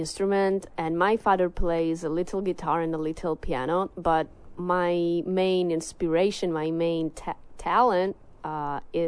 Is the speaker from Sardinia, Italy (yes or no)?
no; Cosenza, Calabria, Italy; English is a second language; I'm from the South. My region is called Calabria, and my city is called Cosenza.